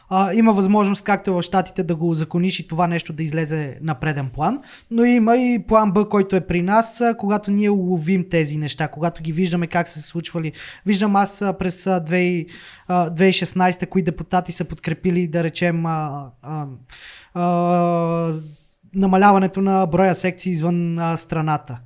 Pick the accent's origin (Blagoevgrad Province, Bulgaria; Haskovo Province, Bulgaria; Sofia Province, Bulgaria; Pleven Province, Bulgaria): Sofia Province, Bulgaria; Slivnitsa; moved away as an adult; now in Plovdiv, Bulgaria; аз съм от Сливница